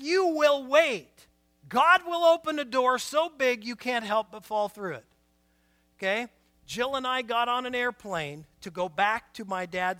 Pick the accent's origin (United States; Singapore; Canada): United States; Portland, Oregon; moved away as an adult; also born or lived in Winlock, Washington; I was born and raised in Portland